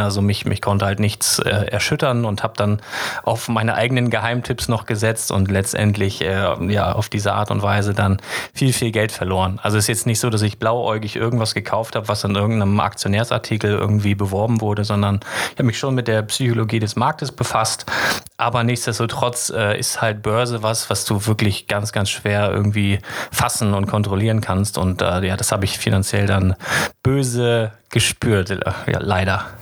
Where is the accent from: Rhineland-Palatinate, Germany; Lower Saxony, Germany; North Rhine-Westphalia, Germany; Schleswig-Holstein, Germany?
Lower Saxony, Germany; Lüneburg; ich komme aus Lüneburg